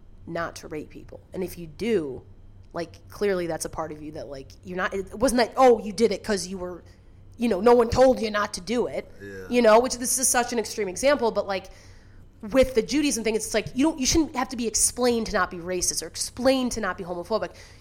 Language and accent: English; Deerfield, Illinois, United States; now in Chicago, United States; I'm from Deerfield